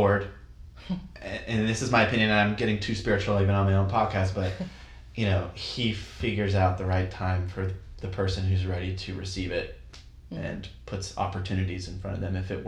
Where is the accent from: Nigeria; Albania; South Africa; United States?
United States; Utah; moved away as an adult; now in New York City, United States; I've lived in the city for 7 years, and I grew up in Utah